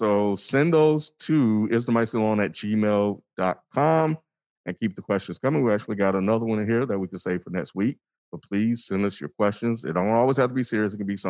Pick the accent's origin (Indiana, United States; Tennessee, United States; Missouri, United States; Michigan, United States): Missouri, United States; Kansas City; I'm from Kansas City. The Asian population here isn't too big